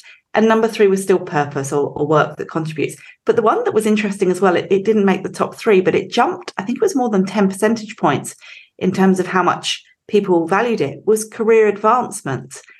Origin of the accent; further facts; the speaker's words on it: England, United Kingdom; moved away as an adult; now in Australia; So I grew up in England, as you can probably tell. Um, I've been here for over 20 years, but um, can't shake the accent.